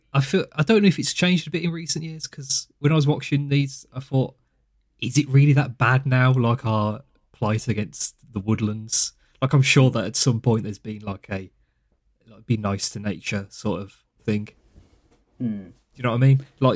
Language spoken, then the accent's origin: English; United Kingdom